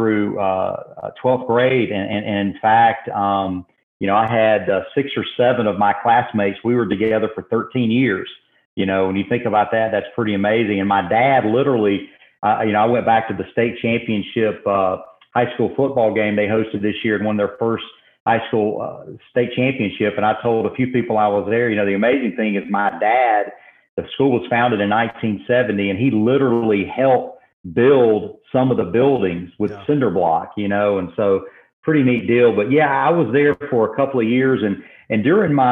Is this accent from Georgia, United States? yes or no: yes; Macon, Georgia, United States; moved away as an adult; also born or lived in Oklahoma; my hometown of Macon, Georgia